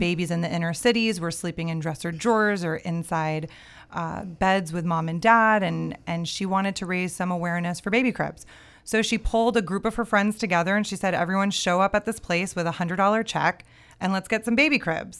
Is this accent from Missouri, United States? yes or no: no; Miami, Florida, United States; I'm born and raised in Miami